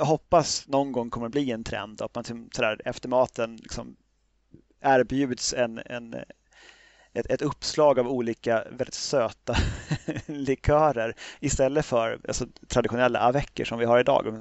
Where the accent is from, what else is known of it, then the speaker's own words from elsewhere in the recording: Sweden; som svensk